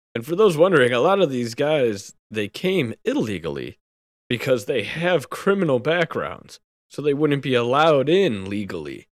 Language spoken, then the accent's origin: English; New York City, New York, United States; moved away; I was from New York City